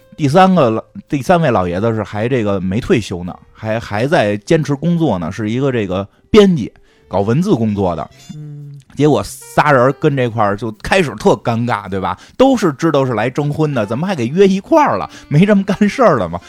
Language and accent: Chinese; Beijing, China; 因为那也是我初中的时候，还真是，真是嗯那太有感觉了，初中时候 每天去百盛看能不能遇上喜欢的， 喜欢的同学这种